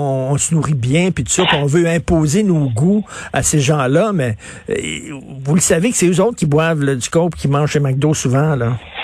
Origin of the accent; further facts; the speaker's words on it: Montreal, Quebec, Canada; J'ai grandi à, Verdun, près de Pointe-Saint-Charles